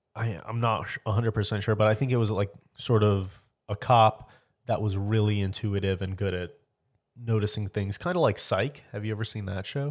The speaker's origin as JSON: {"language": "English", "area": "near Orlando", "region": "Florida", "country": "United States", "said": "Oh, near Orlando."}